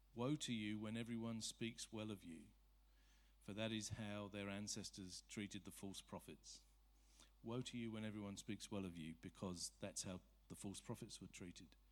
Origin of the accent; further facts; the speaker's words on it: Surrey, South East England, United Kingdom; I'm from Surrey.